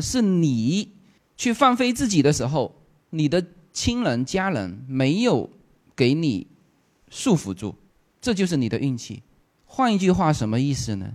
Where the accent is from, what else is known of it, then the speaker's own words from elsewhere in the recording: Fuzhou, Fujian, China; moved away as an adult; now in Los Angeles, United States; 我老家是福州的，新家在洛杉矶的河套